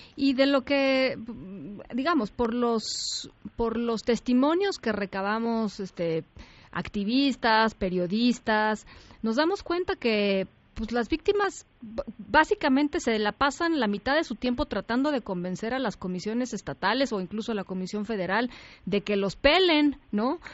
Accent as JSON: {"language": "Spanish", "country": "Mexico", "said": "las instituciones que hemos construido como mexicanos"}